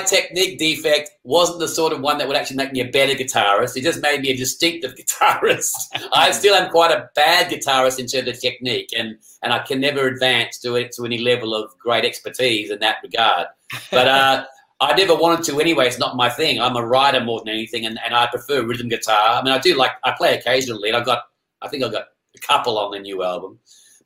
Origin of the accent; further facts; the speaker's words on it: Perth, Western Australia, Australia; I grew up in Perth.